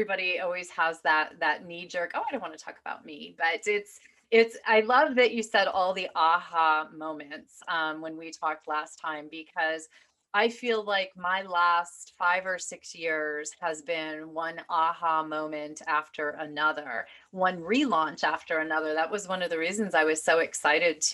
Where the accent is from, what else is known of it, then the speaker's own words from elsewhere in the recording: Michigan, United States; moved away as an adult; also born or lived in Manhattan; I was a kid from Michigan